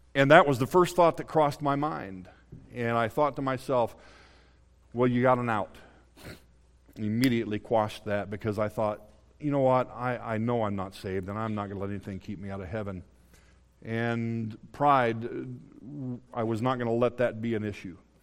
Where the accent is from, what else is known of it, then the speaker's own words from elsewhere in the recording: Indianapolis, Indiana, United States; was born and raised in Indianapolis, Indiana